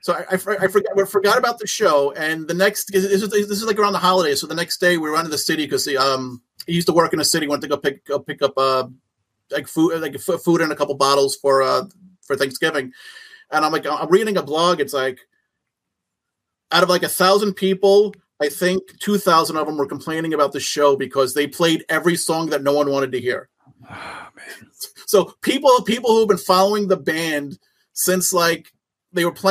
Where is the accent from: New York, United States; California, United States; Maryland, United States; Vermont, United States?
New York, United States; Long Island; we're from Long Island